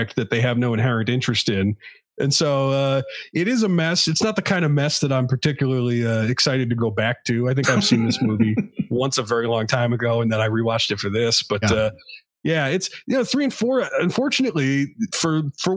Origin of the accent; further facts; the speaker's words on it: United States; I'm American